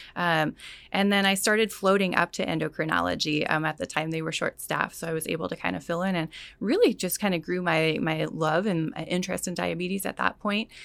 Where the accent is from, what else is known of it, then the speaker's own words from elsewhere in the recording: California, United States; moved away as an adult; also born or lived in Hungary; originally I'm from California, born and raised there